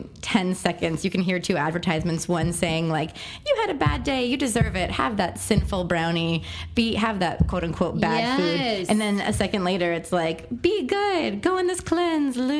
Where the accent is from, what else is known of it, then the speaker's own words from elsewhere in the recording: Texas, United States; also born or lived in Pennsylvania; I moved from Pennsylvania to Texas against my will at the ripe age of 8